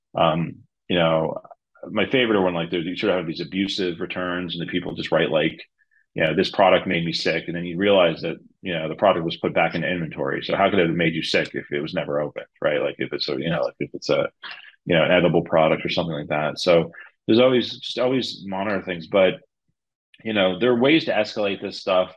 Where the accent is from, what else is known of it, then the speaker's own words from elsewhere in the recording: New Jersey, United States; I am from New Jersey